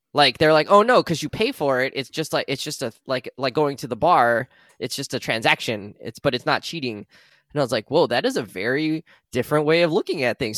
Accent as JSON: {"language": "English", "country": "United States", "tie": "born or raised there", "said": "Our experiences are entirely about growing up in America"}